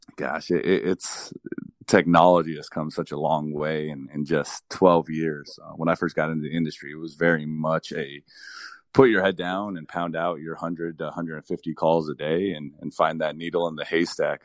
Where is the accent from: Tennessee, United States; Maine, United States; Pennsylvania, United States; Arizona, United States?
Arizona, United States; Nogales; I started working one week after turning sixteen at a golf course in my hometown